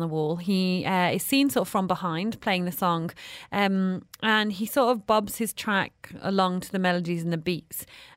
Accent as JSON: {"language": "English", "country": "Jamaica", "said": "I'm from Jamaica and one of our famous dishes is curry goat"}